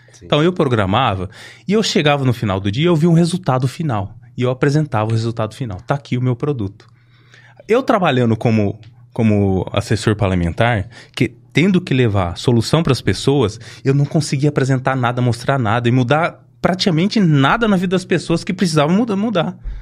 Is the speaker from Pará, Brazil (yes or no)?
no; Ribeirão Preto, São Paulo, Brazil; eu cresci no Simeone, né, do lado do Avelino Palma